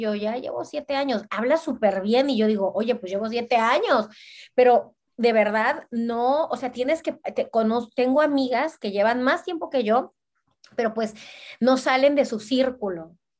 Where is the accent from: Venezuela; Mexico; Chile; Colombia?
Mexico; Veracruz; moved away as an adult; also born or lived in Cancún, Mexico / Barcelona, Spain; now in Brussels, Belgium; yo soy de Veracruz. Veracruz está en el centro, del Golfo de México. Y este, bueno, ahí de ahí es toda mi familia y viví toda mi vida.